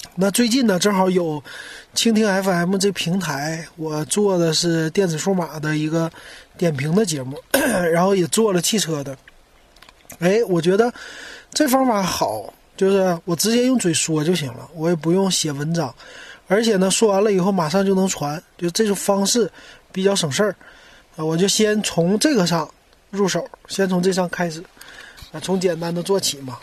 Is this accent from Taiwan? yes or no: no; Shenyang, Liaoning, China; now in Shanghai, China; 我是沈阳的